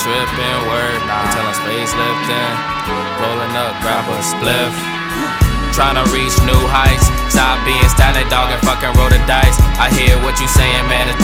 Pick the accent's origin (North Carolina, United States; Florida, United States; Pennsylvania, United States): Florida, United States; Broward County; I'm just came from Broward